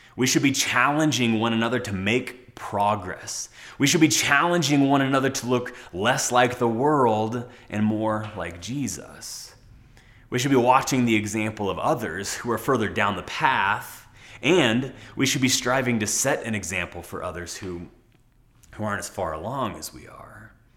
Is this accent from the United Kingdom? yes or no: no; United States; as American citizens